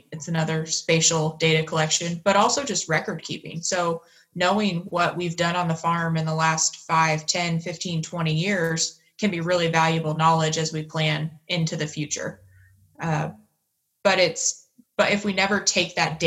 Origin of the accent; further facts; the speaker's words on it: Newton County, Indiana, United States; I grew up on a farm, a corn and soybean farm in Newton County, Indiana